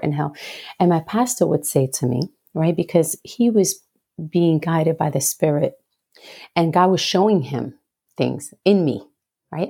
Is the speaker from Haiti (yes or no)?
no; Puerto Rico; I grew up in Puerto Rico, the beautiful, beautiful island of enchantment